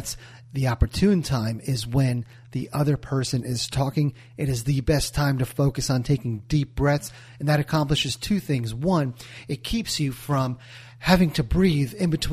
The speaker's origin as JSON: {"language": "English", "region": "New Jersey", "country": "United States", "said": "I'm from Jersey"}